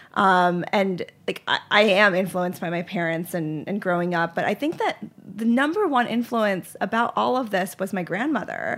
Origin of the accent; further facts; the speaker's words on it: Charlotte, North Carolina, United States; also born or lived in Lehigh Valley, Pennsylvania; I grew up in Charlotte, North Carolina